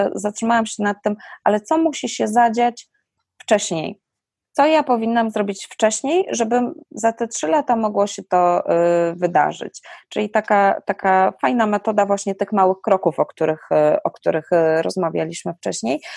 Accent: Silesian Voivodeship, Poland; u nas na Śląsku

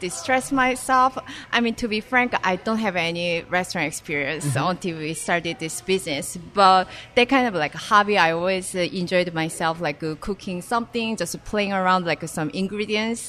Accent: South Korea; moved away as an adult; also born or lived in Singapore; I'm originally from South Korea.

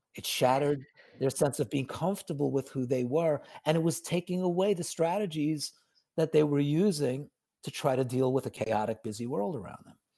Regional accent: New York City, New York, United States; I grew up in New York, so I know the city well

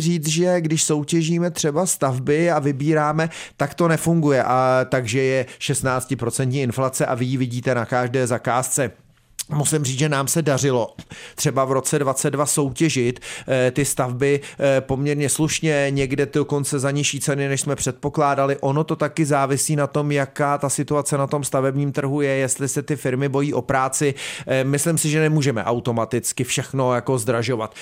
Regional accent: South Bohemian Region, Czechia; tady jsme jiho Češi

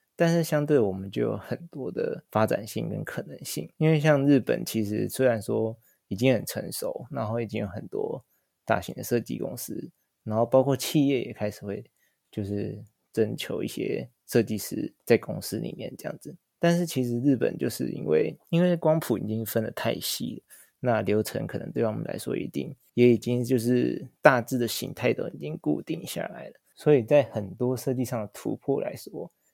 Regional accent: Taiwan; moved away as an adult; now in Tokyo, Japan; 我就是一个台湾人，但是我在日本生活

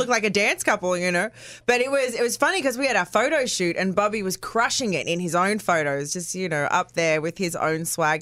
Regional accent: Australia; I'm Australian

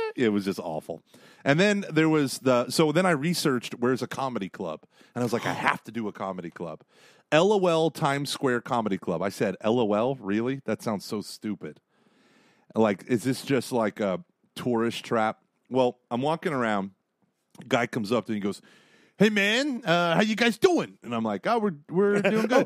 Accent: Tulsa, Oklahoma, United States; I'm from Tulsa

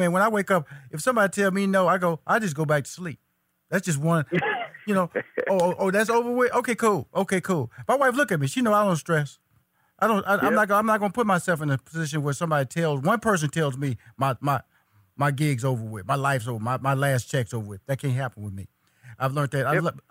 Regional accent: Houston, Texas, United States; You're from Dallas, Texas. I'm from Houston, Texas. I'm a foodie.

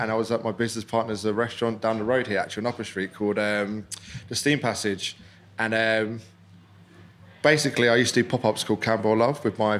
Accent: Whitstable, South East England, United Kingdom; also born or lived in London; So I'm half Scottish, half Vincentian. I'm from Whitstable

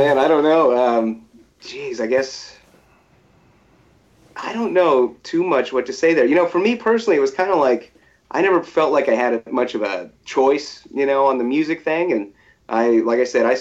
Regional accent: Topeka, Kansas, United States; I'm from Topeka, Kansas.

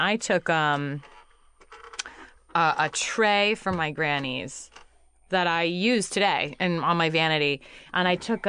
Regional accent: Georgia, United States; I'm from the South Georgia, but my dad's side of this family is from Alabama.

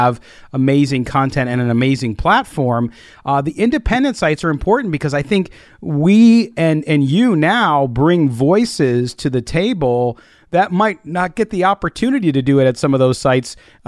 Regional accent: San Diego, California, United States; I grew up in San Diego, knows I grew up a Charger fan.

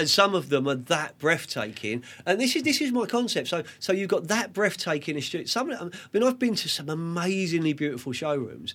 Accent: London, United Kingdom; now in Sussex, United Kingdom; We're from Fulham, West London. We live in Sussex

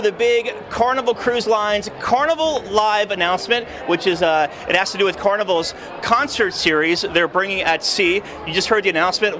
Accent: Florida, United States; I'm from Florida

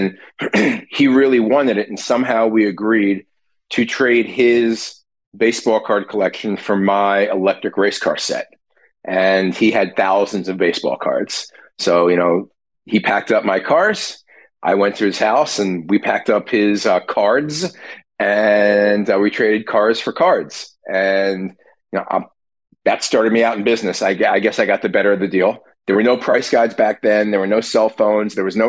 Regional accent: New Jersey, United States; So I grew up in South Jersey, outside of Philly, and I was always a baseball fan.

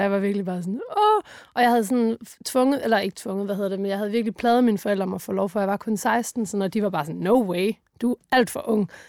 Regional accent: Funen, Southern Denmark, Denmark; vi kom fra Fyn

